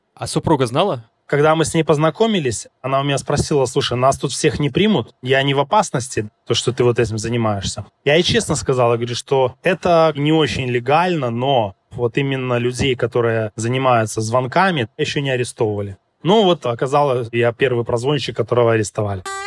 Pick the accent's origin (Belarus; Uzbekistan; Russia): Belarus; moved away; я с Белоруссии